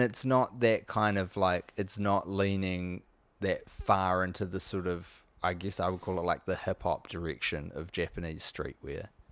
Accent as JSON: {"language": "English", "country": "New Zealand", "said": "as a New Zealander"}